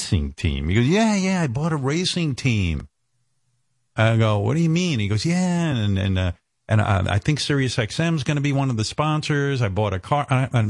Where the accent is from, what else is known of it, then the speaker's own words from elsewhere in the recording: New York, United States; I'm a New Yorker